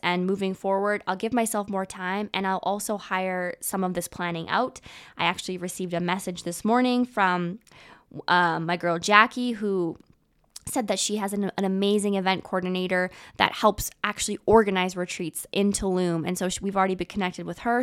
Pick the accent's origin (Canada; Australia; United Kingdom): Canada; also born or lived in Vancouver; I am a Canadian girl. I live in Canada